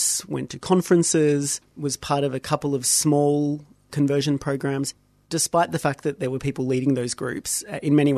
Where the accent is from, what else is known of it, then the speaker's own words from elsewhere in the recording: Melbourne, Victoria, Australia; I grew up in Melbourne, grew up in a Maltese Catholic family